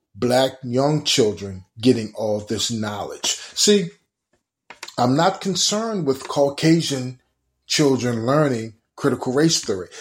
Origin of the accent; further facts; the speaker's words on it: Baltimore, Maryland, United States; growing up in Baltimore City, Bell and Garrison